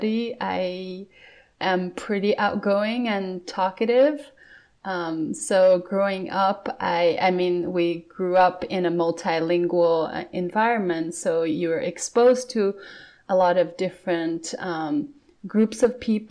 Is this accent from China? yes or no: yes; Siyuewu Village, Sichuan, China; first language Khroskyabs; English is a second language; moved away as an adult; also born or lived in Eugene, Oregon, United States / Chengdu, China; now in Seattle, United States; I am from a tiny village in the Himalayas. The province in China is called Sichuan Province